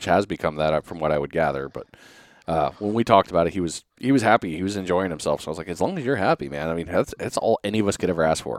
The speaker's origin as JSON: {"language": "English", "region": "New England", "country": "United States", "said": "being from New England."}